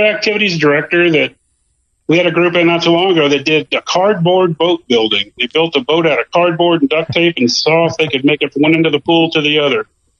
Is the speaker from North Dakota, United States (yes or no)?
no; Tennessee, United States; now in Florida, United States; I'm from Tennessee originally, and I grew up bass fishing and loved it.